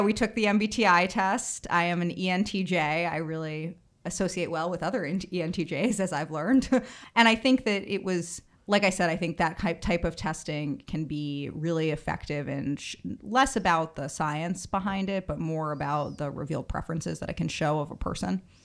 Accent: Bronxville, New York, United States; I grew up in Bronxville, New York, which is about thirty minutes outside of the city

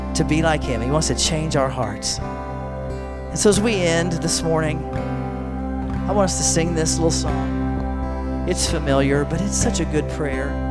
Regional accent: United States; we are, are all American citizens

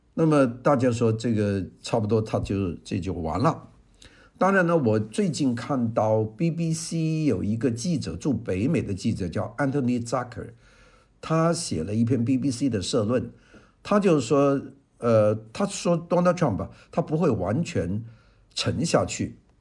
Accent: China; 我们中国人

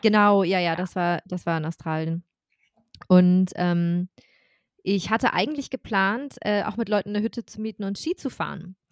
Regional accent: Germany; I'm German

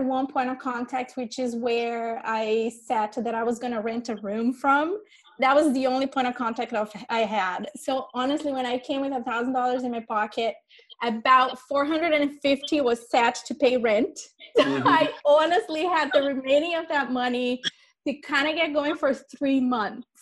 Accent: Brazil; moved away as an adult; now in United States; I came from Brazil in 2005. That's when I migrated to the United States. I had just finished college

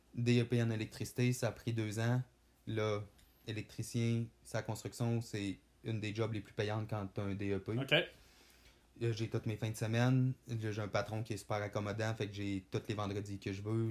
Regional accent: Saint-Prime, Quebec, Canada; je viens du lac Saint-Jean, précisément de Saint-Prime

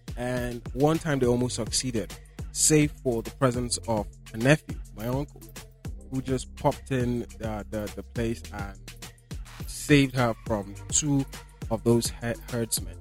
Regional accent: Borno, Nigeria; I am from Borno State

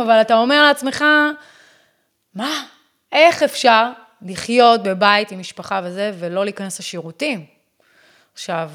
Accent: United States; Hebrew is a second language; now in Israel; אני אמריקאית

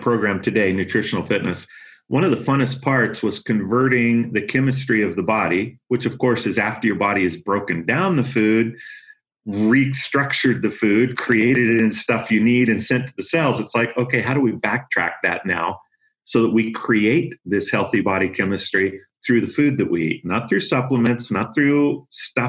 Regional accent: Yakima Valley, Washington, United States; I grew up in the Yakima Valley up in Washington

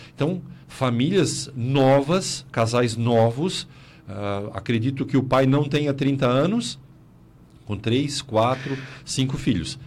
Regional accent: South Region, Brazil; Nós, aqui no Sul

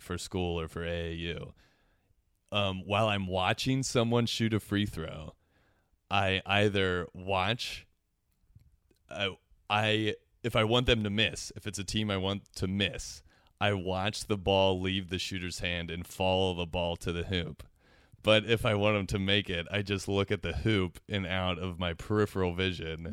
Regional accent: Cincinnati, Ohio, United States; I'm from Cincinnati

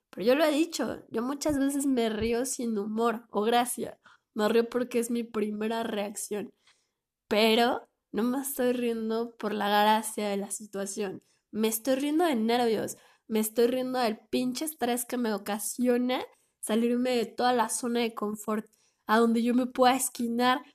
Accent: Mexico; yo no soy de Oaxaca, pero sí soy de México

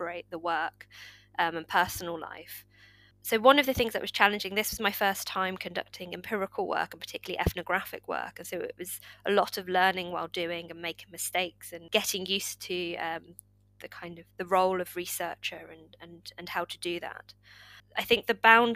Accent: Corby, East Midlands, United Kingdom; my hometown Corby

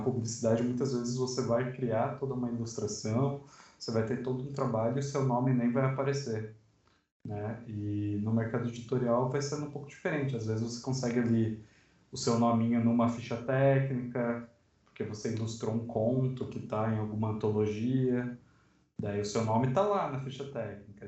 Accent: Sorocaba, São Paulo, Brazil; now in Guarulhos, Brazil; Sou de Sorocaba, mas atualmente moro em Guarulhos

